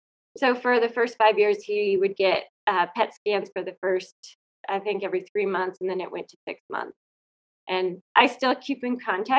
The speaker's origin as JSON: {"language": "English", "region": "Colorado", "country": "United States", "also_born_or_lived": "Fairbanks, Alaska", "said": "I'm from Colorado"}